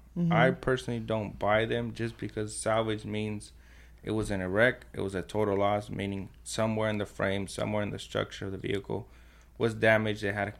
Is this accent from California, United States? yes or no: yes; Nuevo, California, United States; So I'm from Nuevo. In between Paris and Hemet.